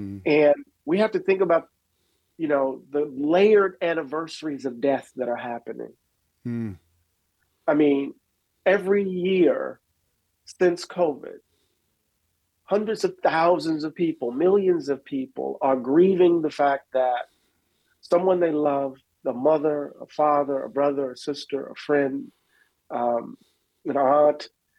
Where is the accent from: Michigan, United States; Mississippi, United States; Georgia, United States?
Mississippi, United States; I wasn't quite mature enough as a young man at Morehouse College in the 80s and growing up in Mississippi